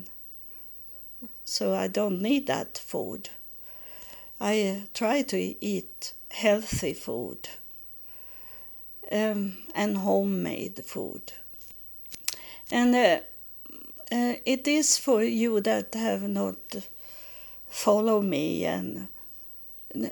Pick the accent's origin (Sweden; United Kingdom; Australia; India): Sweden; English is a second language; moved away as an adult; also born or lived in Texas, United States; we moved back from Texas to Sweden in 1999.